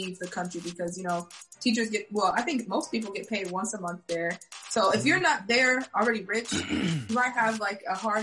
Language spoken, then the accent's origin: English; Lisbon, Portugal; I was born in Portugal, that's where I'm from